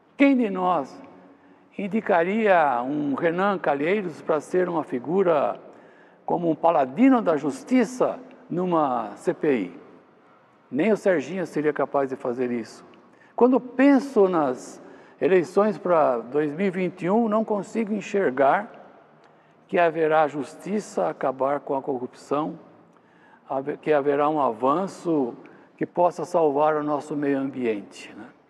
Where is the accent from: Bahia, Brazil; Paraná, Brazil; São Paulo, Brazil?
São Paulo, Brazil; Jundiaí; ir ao culto da igreja lá em, Jundiaí, onde eu nasci